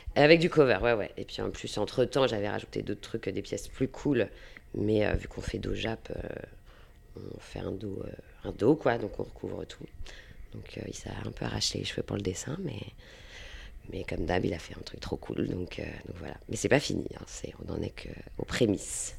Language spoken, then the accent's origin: French; Saint-Malo, Brittany, France; moved away as an adult; also born or lived in Rennes; now in Nantes, France; je viens de Saint-Malo